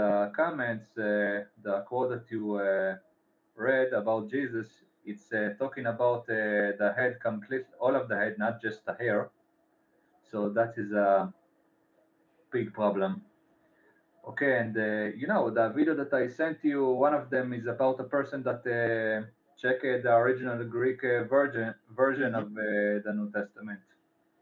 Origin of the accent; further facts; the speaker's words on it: Israel; I'm from Israel